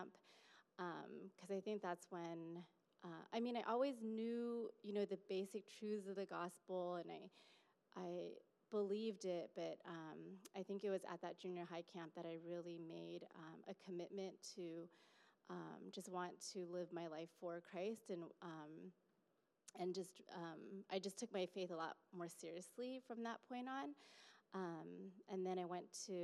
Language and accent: English; Fremont, California, United States; I grew up in Fremont, so still in the Bay Area